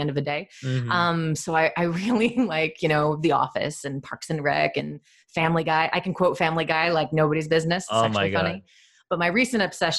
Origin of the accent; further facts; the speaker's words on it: New Jersey, United States; my hometown was like this, like people come directly from India to our hometown. Like there's billboards that say, come to this town in New Jersey.